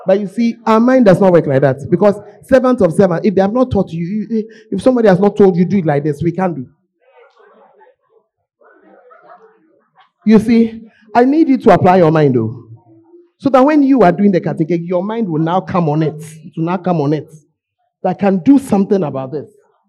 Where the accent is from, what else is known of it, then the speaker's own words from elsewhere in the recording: Ghana; moved away; as a Ghanaian, that I've eaten cat cake since I was a child.